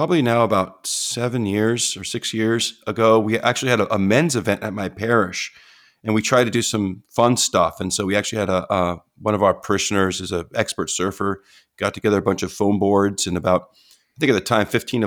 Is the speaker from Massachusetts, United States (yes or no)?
no; San Diego, California, United States; also born or lived in Michigan; I grew up in San Diego